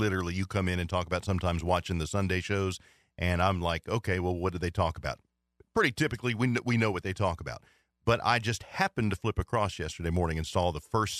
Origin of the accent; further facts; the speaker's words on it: United States; I'm an American